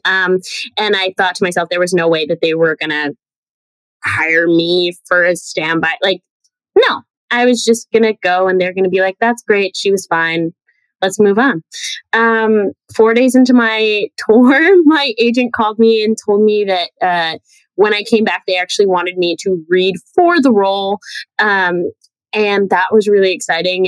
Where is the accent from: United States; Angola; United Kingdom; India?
United States; New Jersey; also born or lived in Manhattan, New York; I'm a New Yorker. Like I was born in Manhattan and raised in Jersey